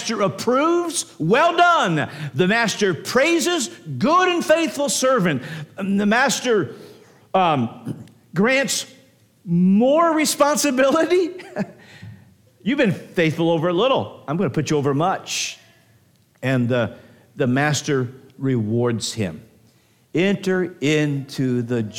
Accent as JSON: {"language": "English", "country": "United States", "said": "I'm not ungrateful for being an American"}